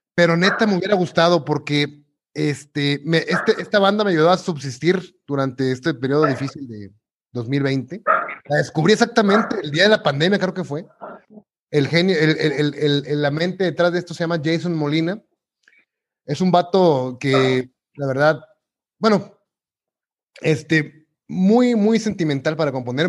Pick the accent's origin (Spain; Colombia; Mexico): Mexico; como buen mexicano